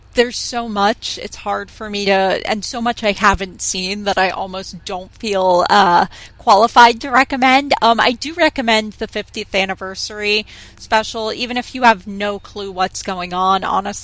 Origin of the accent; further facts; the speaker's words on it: United States; growing up in America and playing lots of sports in school